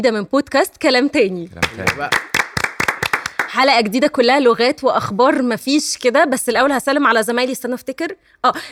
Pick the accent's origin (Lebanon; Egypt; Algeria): Egypt